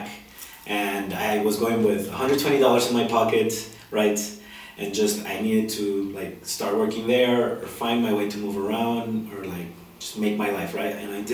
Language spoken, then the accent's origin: English; Guadalajara, Jalisco, Mexico; English is a second language; moved away as an adult; also born or lived in Puerto Vallarta / United States / Mexico City / Tijuana; now in San Cristóbal de las Casas, Mexico; I'm from Guadalajara, Jalisco. This is where I grew